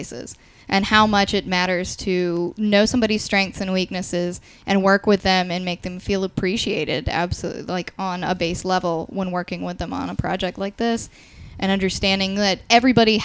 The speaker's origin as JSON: {"language": "English", "town": "Savannah", "region": "Georgia", "country": "United States", "moved": "yes", "lives_now": "Atlanta, United States", "said": "I'm actually from Savannah originally, so I'm very familiar with SCAD proper"}